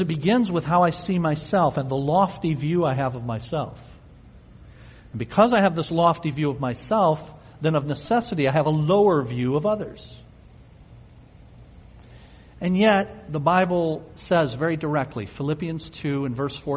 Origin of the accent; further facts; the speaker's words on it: United States; We're American